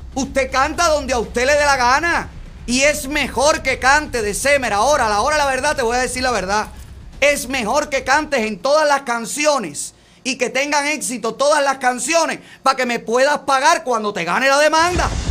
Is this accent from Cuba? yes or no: yes; Cuba; now in Miami, United States